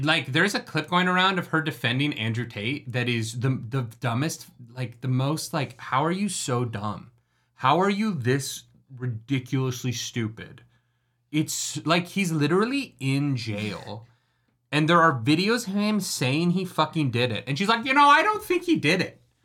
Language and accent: English; Canada; I am a Canadian with a musical theater degree